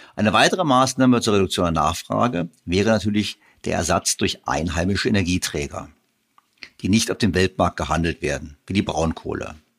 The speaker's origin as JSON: {"language": "German", "country": "Germany", "said": "wir zwar viel exportieren als Deutsche"}